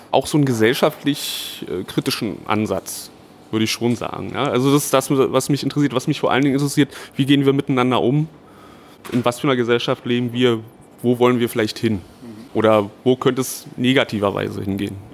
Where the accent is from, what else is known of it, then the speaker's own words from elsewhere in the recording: Berlin, Germany; also born or lived in Chemnitz; ja geboren bin ich in Chemnitz, ganz, ganz schnell aber nach Berlin gezogen, also das ist jetzt schon über 30 Jahre her.